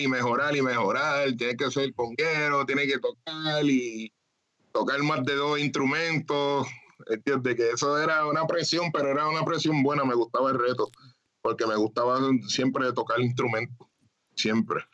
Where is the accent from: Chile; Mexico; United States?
United States; Springfield, Massachusetts; moved away as an adult; now in Puerto Rico; acá nací acá en Springfield, Massachusetts. Me crié acá